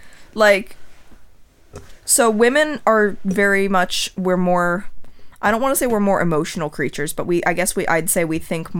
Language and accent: English; Trumbull, Connecticut, United States; I grew up in Trumbull, Connecticut, about half an hour to 45 minutes north of there.